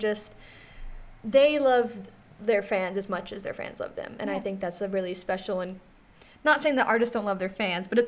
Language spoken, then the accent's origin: English; Cincinnati, Ohio, United States; I'm from Cincinnati, kind